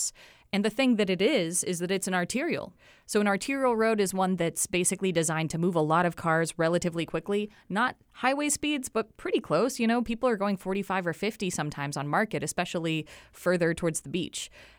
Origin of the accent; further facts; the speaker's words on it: Portland, Oregon, United States; now in Wilmington, United States; because I came from Oregon and Portland, was very aware of how different the bike infrastructure is here.